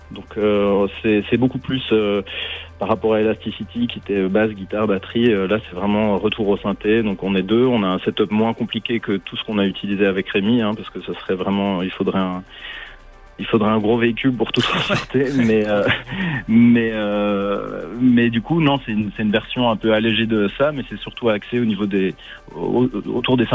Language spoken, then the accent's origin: French; Switzerland; moi j'ai grandi en Suisse.